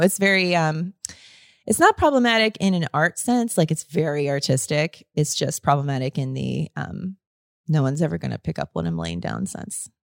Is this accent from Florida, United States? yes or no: yes; Florida, United States; growing up in Florida